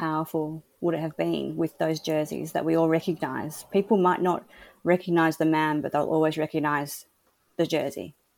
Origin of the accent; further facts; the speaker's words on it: Australia; I'm an Aussie